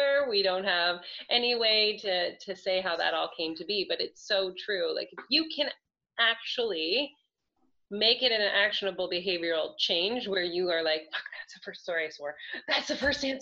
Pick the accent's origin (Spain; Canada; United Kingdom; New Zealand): Canada; I'm Canadian